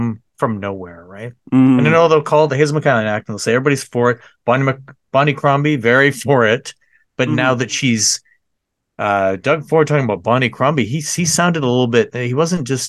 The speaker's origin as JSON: {"language": "English", "town": "Mississauga", "region": "Ontario", "country": "Canada", "tie": "born or raised there", "said": "I grew up in Lakeview, South Mississauga"}